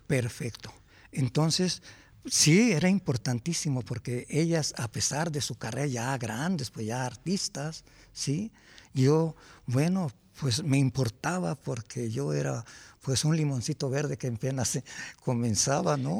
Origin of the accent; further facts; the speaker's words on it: Chalcatzingo, Morelos, Mexico; yo soy de Chalcatzingo, Morelos